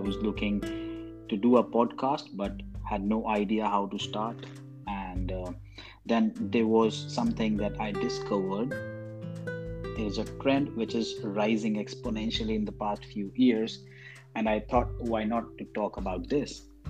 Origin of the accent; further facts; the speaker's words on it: India; English is a second language; now in Canada; At present, I am in Canada. I'm an Indian citizen and I have moved to Canada permanently.